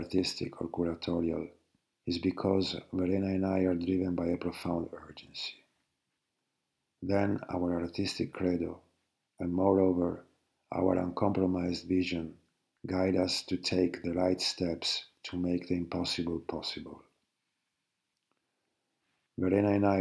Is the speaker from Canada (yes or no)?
no; Venice, Veneto, Italy; born or raised there